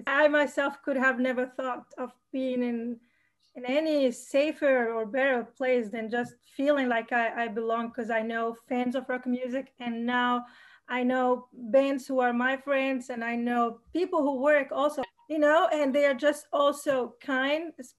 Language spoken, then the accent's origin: English; Tunisia